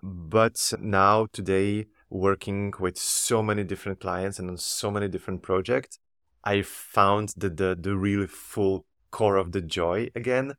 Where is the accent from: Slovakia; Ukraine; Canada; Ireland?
Slovakia; moved away as an adult; now in Antwerp, Belgium; I was born in Slovakia and raised, and I did all my studies in Slovakia.